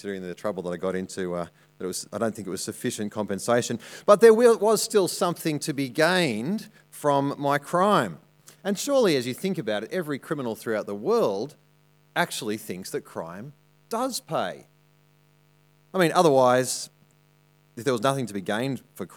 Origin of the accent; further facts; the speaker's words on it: Armidale, New South Wales, Australia; moved away; I grew up in Armidale